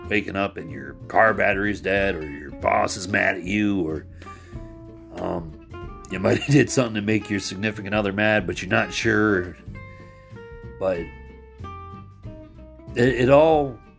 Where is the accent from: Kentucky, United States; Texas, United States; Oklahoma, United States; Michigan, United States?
Michigan, United States; I'm not from New York, and I'm from Michigan